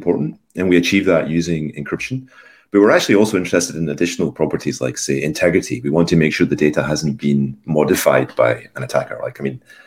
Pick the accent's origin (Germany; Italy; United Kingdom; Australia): United Kingdom; Scotland; moved away as an adult; also born or lived in London; now in Zurich, Switzerland; I was born in Scotland a long, long time ago